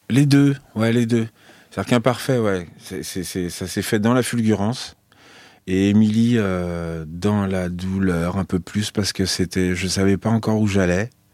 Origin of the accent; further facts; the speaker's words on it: Nogent, France; chez moi à Nogent, quand j'étais petit